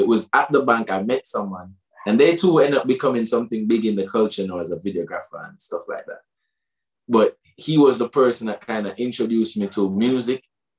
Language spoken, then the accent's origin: English; Waterford, Munster, Ireland; And then I used to parody this Rasta youth when I was growing up in Waterford.